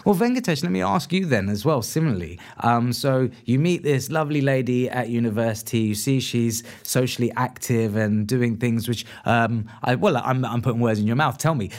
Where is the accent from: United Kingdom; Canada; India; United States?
India; Because I'm Indian myself, so I'm an Indian Muslim. I'm an anomaly to you, then, or your family, right? Because, as I say, like, I'm not Pakistani, but I am Indian.